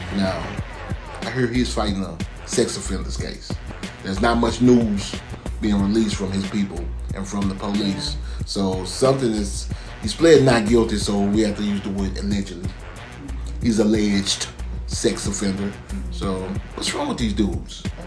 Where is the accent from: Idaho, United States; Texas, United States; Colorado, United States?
Texas, United States; Dallas; I'm from South Oak Cliff. You know what I'm talking about? Swinging Hills, Singing Hills, Texas, baby.